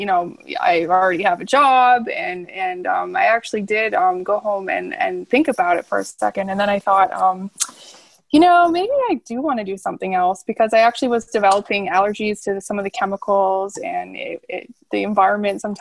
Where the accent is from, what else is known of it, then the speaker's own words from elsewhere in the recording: Alberta, Canada; I'm actually from Alberta, and I was a practicing hairstylist in Alberta